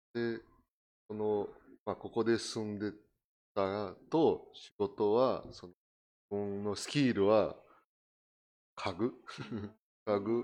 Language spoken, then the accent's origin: Japanese; Brazil; Japanese is a second language; moved away as an adult; now in Japan; 私はあのブラジルに生まれた、うん、1974